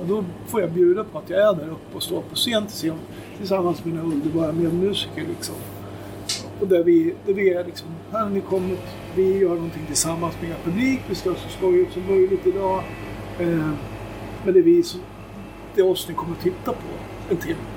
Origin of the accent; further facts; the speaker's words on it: Köping, Västmanland, Sweden; Vi kom ju från Köping också